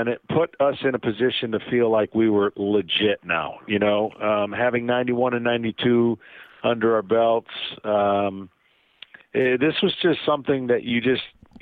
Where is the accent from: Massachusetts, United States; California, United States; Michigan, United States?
Michigan, United States; Lansing; I grew up in Lansing, Michigan